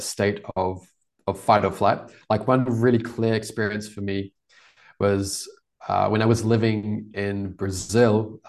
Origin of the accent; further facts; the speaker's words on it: Wellington, New Zealand; moved away as an adult; now in Porto, Portugal; I grew up in New Zealand, it's very safe.